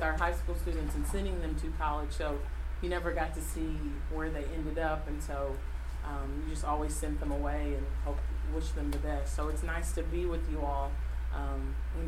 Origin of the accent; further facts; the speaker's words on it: Paducah, Kentucky, United States; I grew up in Paducah, Kentucky